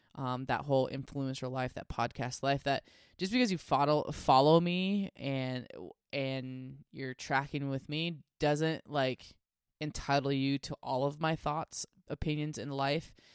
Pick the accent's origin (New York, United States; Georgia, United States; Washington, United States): Washington, United States; I grew up in Washington State